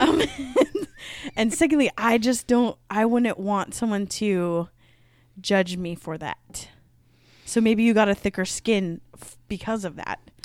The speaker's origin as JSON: {"language": "English", "region": "Midwest", "country": "United States", "accent": "Midwest", "said": "my Midwest accent"}